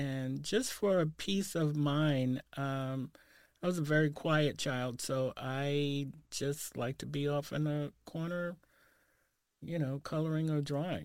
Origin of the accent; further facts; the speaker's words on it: New York, United States; moved away as an adult; now in Portland, United States; I grew up in the Saint Nicholas Projects